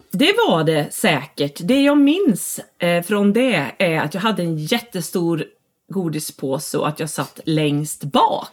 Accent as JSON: {"language": "Swedish", "town": "Falköping", "region": "Västra Götaland", "country": "Sweden", "tie": "born or raised there", "also_born_or_lived": "Gothenburg", "said": "jag är uppvuxen i Falköping"}